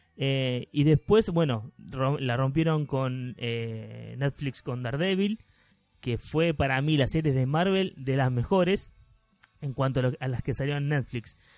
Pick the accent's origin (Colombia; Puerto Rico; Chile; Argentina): Argentina; somos argentinos